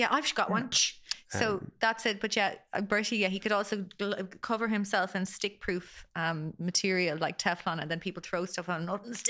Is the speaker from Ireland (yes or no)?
yes; Ireland; I'm not British, of course. I'm Irish.